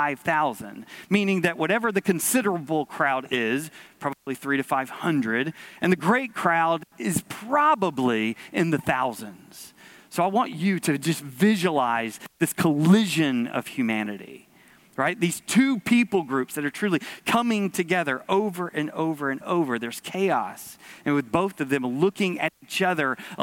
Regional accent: Georgia, United States; We grew up in Georgia

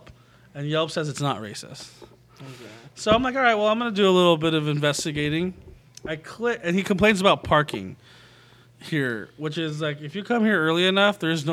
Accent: United States; I grew up eating as a Filipino-American

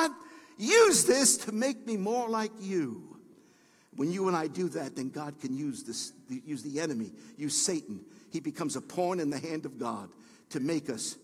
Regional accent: New York City, New York, United States; I was born and raised in Brooklyn

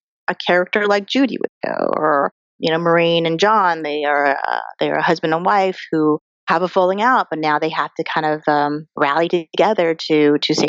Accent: Colorado, United States; moved away as an adult; now in Los Angeles, United States; I'm an Asian American girl who grew up in Colorado

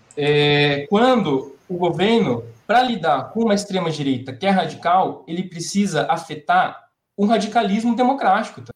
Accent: Brazil

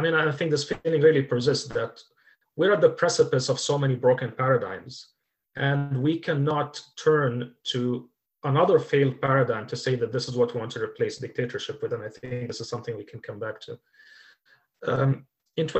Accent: United Arab Emirates; moved away as an adult; also born or lived in Kuwait; now in Norway; In 2011, I was 33 years old. I lived in the United Arab Emirates. I had only ever lived in that country.

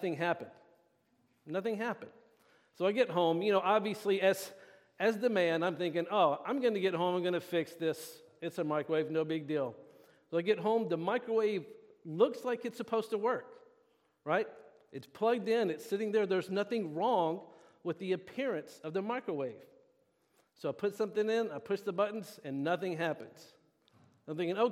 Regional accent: the South, United States; moved away as an adult; now in Benicia, United States; I am from the South. My wife and I are from the South.

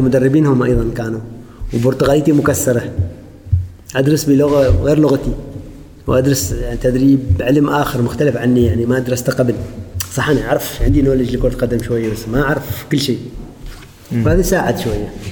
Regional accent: Oman; اقول عمان

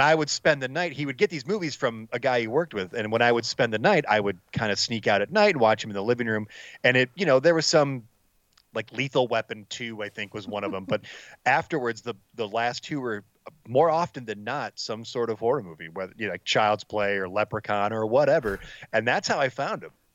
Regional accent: Allen Park, Michigan, United States; growing up in Allen Park, I, I'm like 10, 15 minutes outside of the the city of Detroit

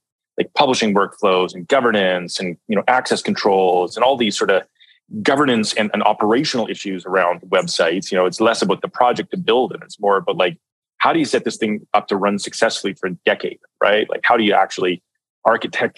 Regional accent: Canada; I'm from Canada here

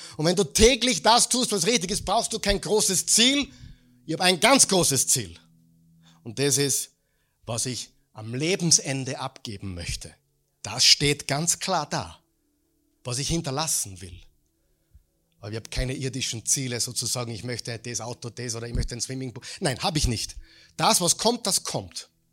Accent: Mödling, Lower Austria, Austria; bei uns in Mödling

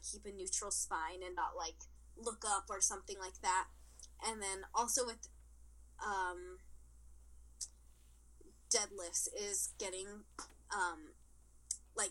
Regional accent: Mexico; in my hometown, I lived in Mexico, which is a tiny, tiny town

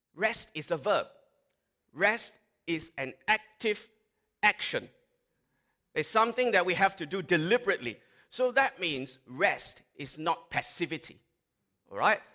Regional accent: Malaysia; now in Australia; I grew up in Malaysia

